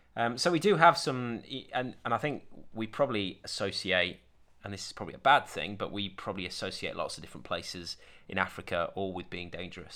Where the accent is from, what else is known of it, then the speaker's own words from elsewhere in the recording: Sheffield, Yorkshire and the Humber, United Kingdom; also born or lived in Doncaster; I grew up in Sheffield and Doncaster